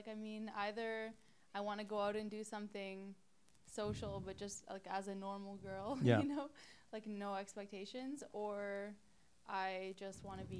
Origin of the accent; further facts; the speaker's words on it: Montreal, Quebec, Canada; born there; Born in Montreal, actually.